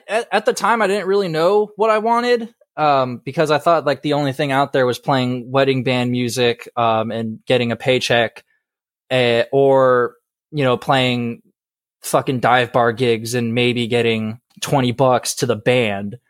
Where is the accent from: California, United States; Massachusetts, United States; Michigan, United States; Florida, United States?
Florida, United States; Marco Island; moved away; also born or lived in Georgia; I'm originally from Southwest Florida, uh, about, like, two hours south of Fort My-, or no, an hour south of Fort Myers, uh, in a little town called Marco Island